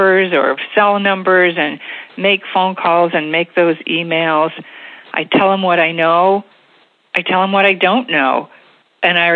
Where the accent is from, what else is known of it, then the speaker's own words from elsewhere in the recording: State College, Pennsylvania, United States; moved away as an adult; now in Reading, United States; I grew up in the State College area with a wonderful childhood